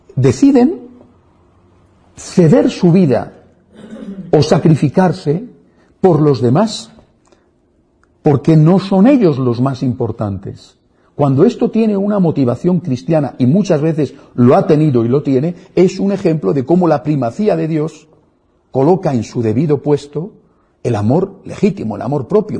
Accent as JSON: {"language": "Spanish", "country": "Spain", "said": "en mi país, en España"}